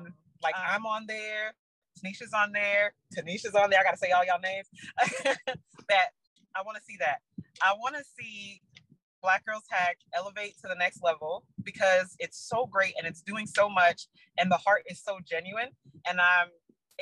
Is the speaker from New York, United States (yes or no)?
yes; New York City, New York, United States; I'm from the Bronx